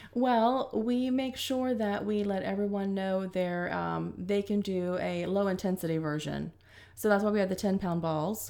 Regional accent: Zephyrhills, Florida, United States; I grew up in Florida, Zephyr Hills

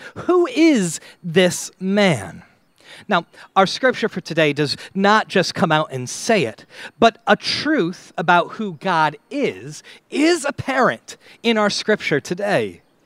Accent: United States; as an American

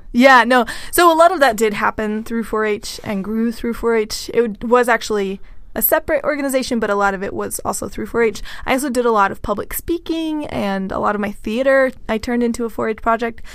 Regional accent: Texas, United States; I am from Texas, so we definitely had Latinx people involved throughout four H

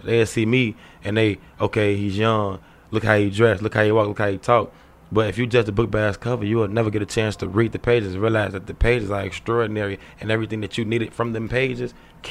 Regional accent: Chicago, Illinois, United States; I've been in the streets all my life. I'm from Roseland area, the hundreds.

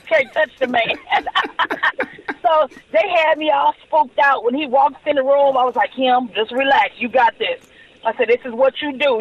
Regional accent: Los Angeles, California, United States; I'm born and raised Los Angeles, California

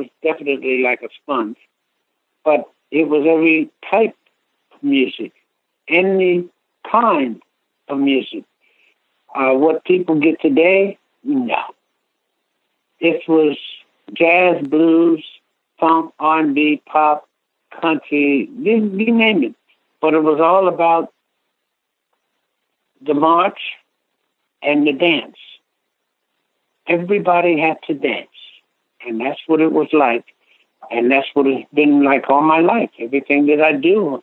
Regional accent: Elkton, Maryland, United States; I come from Elkton, Maryland, and that's where I got started. I was 3 years old

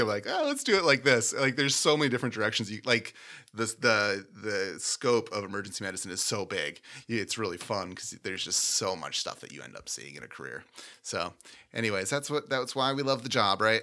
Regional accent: Minnesota, United States; I grew up in Minnesota

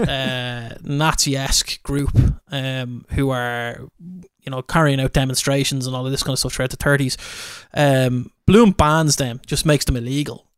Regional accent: Ireland; I am an Irish guy

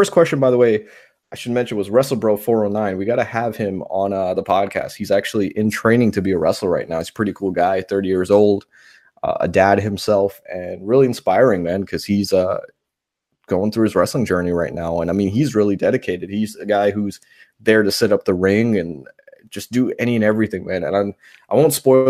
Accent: New York, United States; moved away; where I grew up in New York

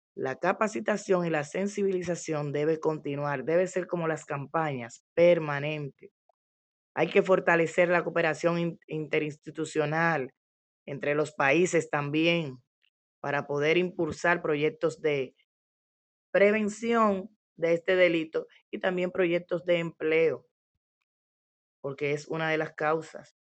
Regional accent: Dominican Republic; en nuestro país

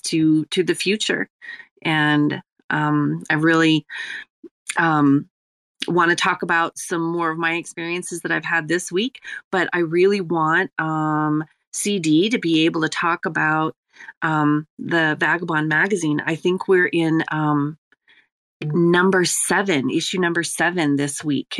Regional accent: Ireland; I'm Irish

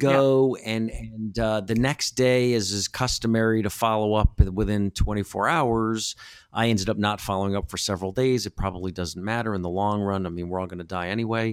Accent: United States; now in Los Angeles, United States

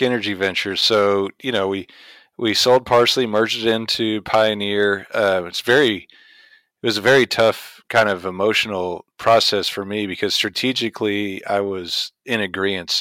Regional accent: Indiana, United States; I grew up in Indiana, uh, in the oil field, but plenty of corn around

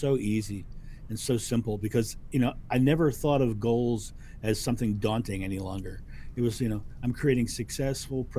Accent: Rehoboth Beach, Delaware, United States; I grew up in Rehoboth Beach, Delaware, which is an hour and a half

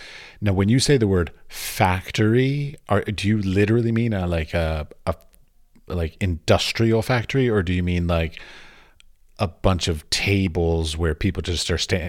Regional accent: United States; moved away as an adult; now in Europe; I'm American.

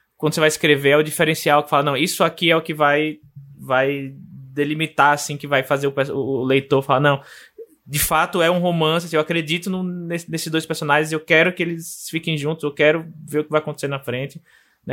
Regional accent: Aracaju, Sergipe, Brazil; a minha cidade natal, Aracaju

